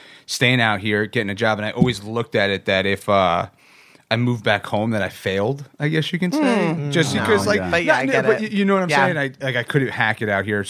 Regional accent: Bergen County, North New Jersey, United States; moved away as an adult; now in San Diego, United States; I'm from New Jersey

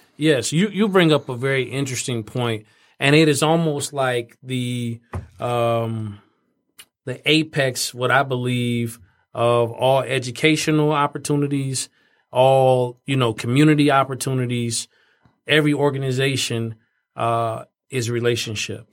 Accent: Fort Wayne, Indiana, United States; moved away; growing up in Fort Wayne

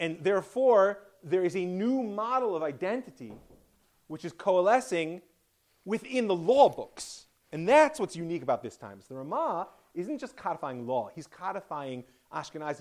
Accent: United States; being an American

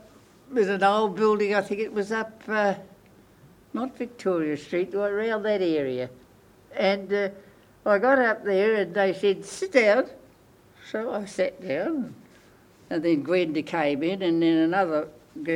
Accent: Cambridge, Waikato, New Zealand; also born or lived in Auckland, New Zealand / Te Awamutu, New Zealand; I grew up in Cambridge.

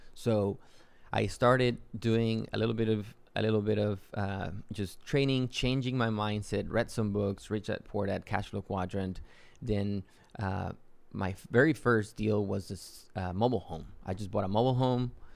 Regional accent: Matamoros, Tamaulipas, Mexico; moved away as an adult; also born or lived in Yucatán, Mexico / Texas, United States; now in San Antonio, United States; I grew up in Mexico. I'm originally from Yucatan in Mexico. Uh, I grew up in Matamoros. Went to school to high school all the way through high school in Mexico. Came to the U.S. for college.

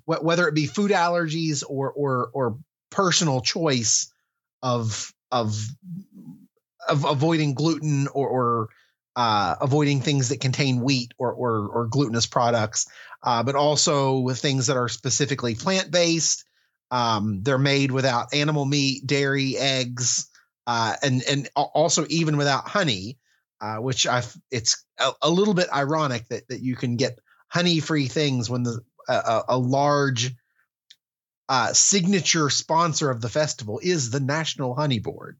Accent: West Virginia, United States; my home state of West Virginia

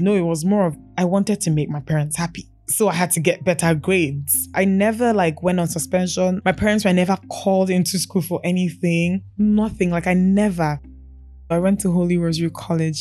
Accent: Enugu, Enugu State, Nigeria; moved away as an adult; now in Lagos, Nigeria; I was born in Enugu, did most of my growing up in Enugu.

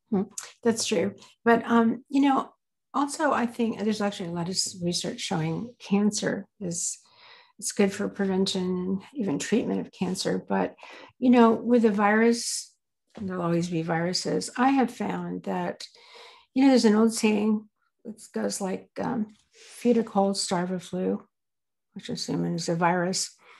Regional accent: the South, United States; I grew up in the South

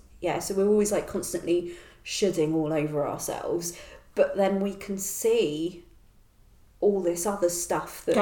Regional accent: Fetcham, South East England, United Kingdom; now in London, United Kingdom; I'm not originally from London. I'm from a village, well, Fetcham in Surrey

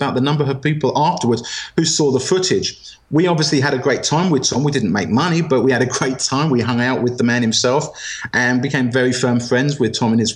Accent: England, United Kingdom; moved away as an adult; also born or lived in Europe; I'm English

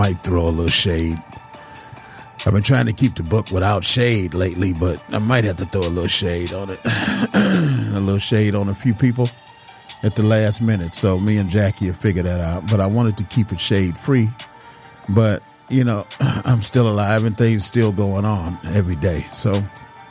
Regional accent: Detroit, Michigan, United States; I was born in Detroit.

